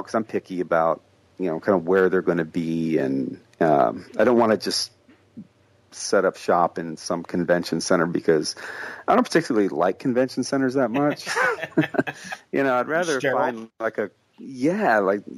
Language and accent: English; Midwest, United States; I grew up in the Midwest in a town that got decimated by, you know, everything.